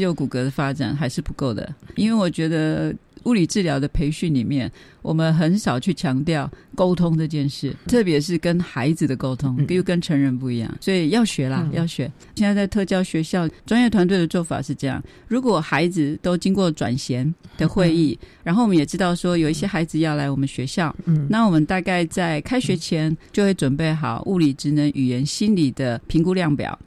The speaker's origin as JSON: {"language": "Chinese", "town": "Taitung", "region": "Taitung County", "country": "Taiwan", "tie": "born or raised there", "said": "我现在我们台东的圣母医院工作了两年。我的老板，一个修女，蔡修女，鼓励我出国的"}